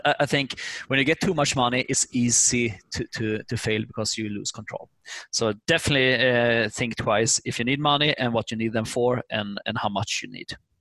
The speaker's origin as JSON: {"language": "English", "country": "Sweden", "second_language": "English", "moved": "as an adult", "lives_now": "United States", "said": "we are from Sweden. We just learned English in schools. So when we moved over, starting to talk English"}